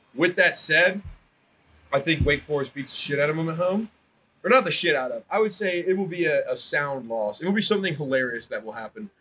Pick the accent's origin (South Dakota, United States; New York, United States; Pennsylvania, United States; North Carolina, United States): North Carolina, United States; Wilmington; I'm from Wilmington, North Carolina, which is the polar opposite side of the continental United States of Oakland, California